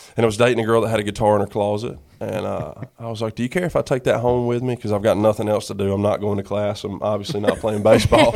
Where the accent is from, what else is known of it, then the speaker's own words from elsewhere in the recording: Sanford, North Carolina, United States; moved away as an adult; also born or lived in Greenville, North Carolina; now in Nashville, United States; born and raised in Sanford, my family was the same way.